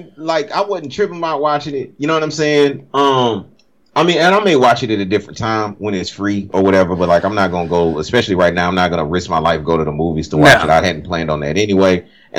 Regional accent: Cajun, Louisiana, United States; moved away; also born or lived in Baltimore, Maryland; I'm a South, you know, I'm a Cajun motherfucker at the end of the day, too, at the core.

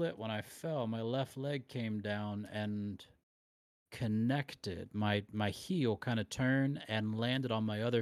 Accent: Loudonville, Ohio, United States; also born or lived in Shelby, Ohio; We moved right after that to Loudonville, Ohio

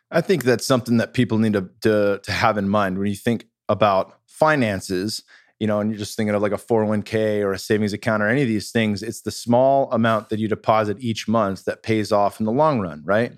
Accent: Bay Area, California, United States; I'm from the Bay Area

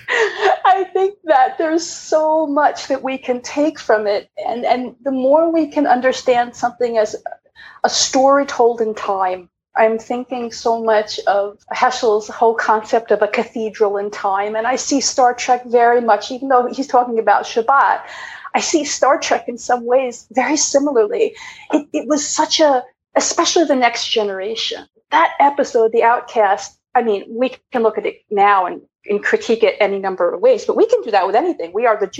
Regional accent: Long Island, New York, United States; I was raised an overprivileged white cis woman from Long Island.

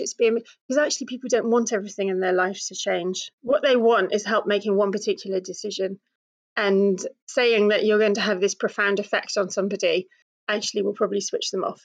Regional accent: United Kingdom; being British and coming from a certain kind of family

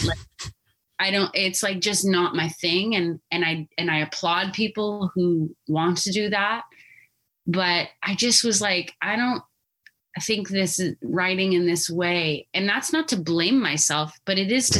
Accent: Albuquerque, New Mexico, United States; growing up in Albuquerque

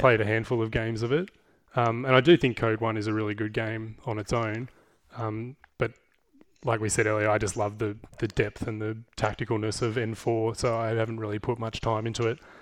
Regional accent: Geelong, Victoria, Australia; I grew up in Geelong. I've been here most of my life.

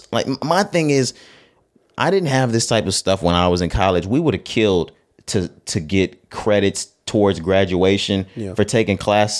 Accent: Texas, United States; We just, we're from Texas, man. Yeah, we Texas boys.

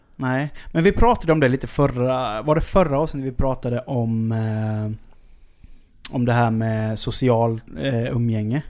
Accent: Sweden; jag kommer från Sverige

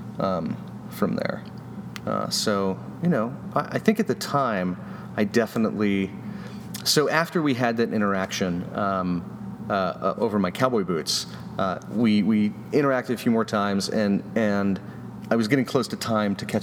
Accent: Colorado, United States; I'm from Colorado

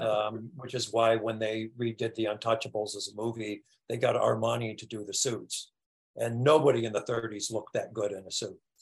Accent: United States; writing as an American

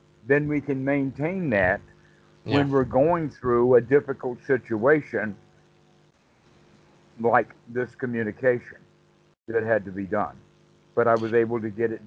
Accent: the South, United States; I'm from the South

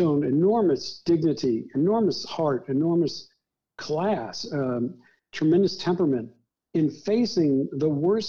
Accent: Deep South, United States; She was a Midwesterner and I was growing up in the Deep South, and I grew up with her values

